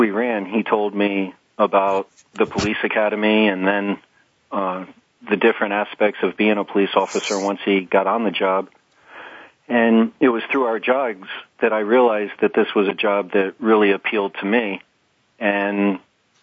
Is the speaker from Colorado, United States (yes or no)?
no; Warwick, Rhode Island, United States; also born or lived in West Virginia; I grew up in Warwick, Rhode Island